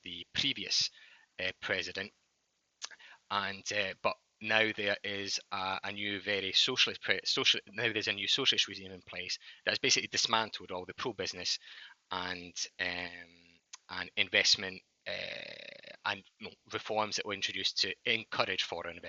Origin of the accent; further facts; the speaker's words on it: Scotland, United Kingdom; accent: Scottish; moved away as an adult; also born or lived in London; now in New York, United States; I'm actually from Scotland, but don't let the Scottish accent fool you. I've been living in New York for the past 6 years